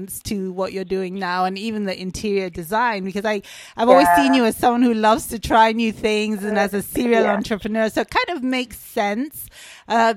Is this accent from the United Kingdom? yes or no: yes; London, United Kingdom; I was born in London.